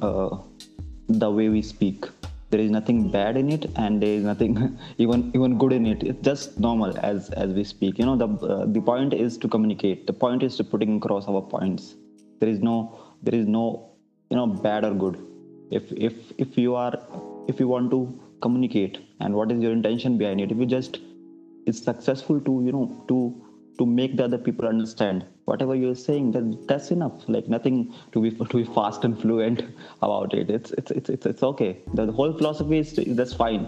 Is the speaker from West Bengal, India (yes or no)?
no; New Delhi, Delhi, India; I am from New Delhi